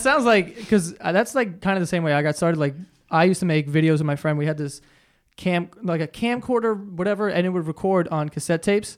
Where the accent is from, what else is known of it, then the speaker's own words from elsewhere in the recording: New York, United States; I'm such a New Yorker